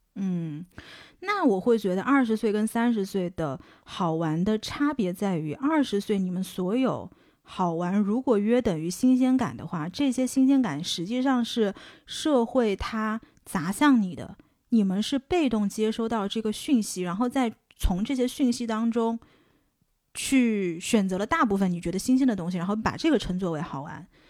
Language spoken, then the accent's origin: Chinese; China; moved away as an adult; also born or lived in Boston, United States; 是不是因为我是中国人